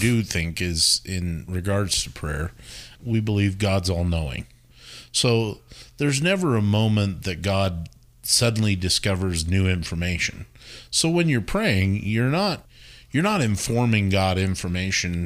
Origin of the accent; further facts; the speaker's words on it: Wyoming, United States; moved away; I grew up in Wyoming and, uh, grew up in a very straight-laced, you know, religious church experience